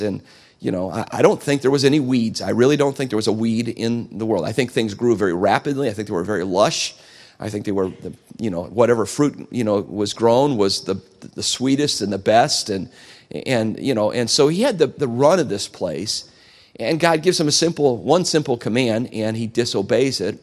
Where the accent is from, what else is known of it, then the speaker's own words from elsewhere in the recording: United States; I'm an American. I'm a flag-waving American